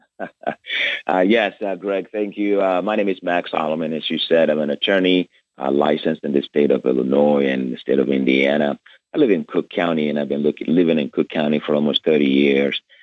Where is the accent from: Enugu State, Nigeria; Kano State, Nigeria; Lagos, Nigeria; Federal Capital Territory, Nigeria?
Lagos, Nigeria; moved away as an adult; now in United States; I was born in Lagos, Nigeria, uh, and I grew up under a dictatorship